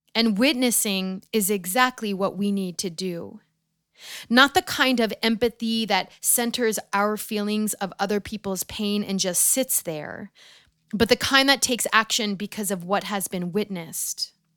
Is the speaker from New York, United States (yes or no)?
yes; outside of Manhattan, New York, United States; the school that I grew up in outside of Manhattan